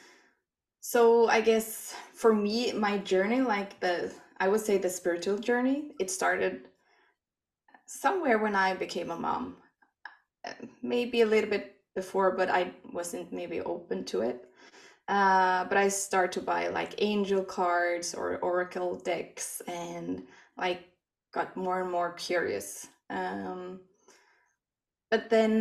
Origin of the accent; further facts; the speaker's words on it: Sweden; English is a second language; moved away as an adult; now in Norway; I'm from Sweden. I moved to Norway 15 years ago with my best friend